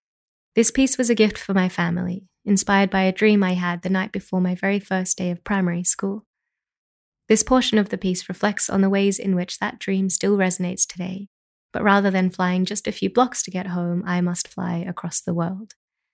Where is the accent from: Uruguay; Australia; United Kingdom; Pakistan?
Australia; now in Brooklyn, United States; I'm an Australian actor, singer, and writer living in Brooklyn, New York.